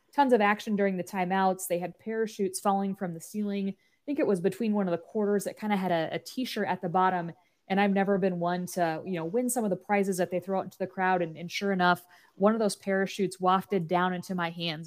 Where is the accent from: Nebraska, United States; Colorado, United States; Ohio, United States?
Nebraska, United States; I was born and raised in Nebraska